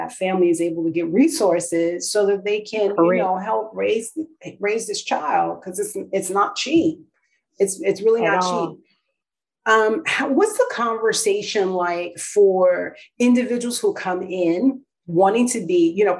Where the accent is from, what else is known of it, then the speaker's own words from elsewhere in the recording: New York, United States; moved away; also born or lived in New Jersey; I'm from New York